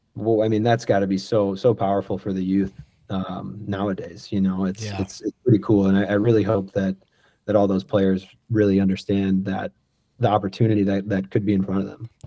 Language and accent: English; St. Louis, Missouri, United States; moved away as an adult; also born or lived in Salt Lake City / Miami / Tampa / Chicago; I grew up down down in Oakville, um, off of Telegraph